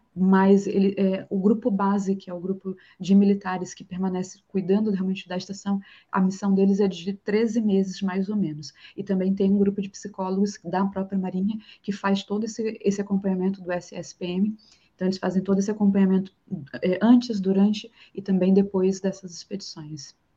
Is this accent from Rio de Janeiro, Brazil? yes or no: yes; Rio de Janeiro, Brazil; accent: chiado carioca; moved away as an adult; now in Florianópolis, Brazil; Eu sou do Rio